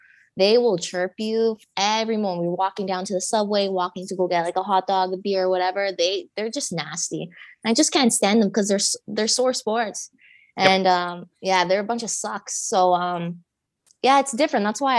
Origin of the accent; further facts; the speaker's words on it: Toronto, Ontario, Canada; I grew up in the Toronto area. I'm from Toronto.